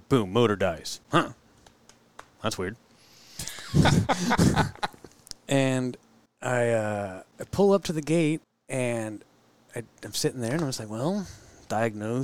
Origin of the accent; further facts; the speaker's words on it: Monterey, California, United States; moved away; when I grew up in Monterey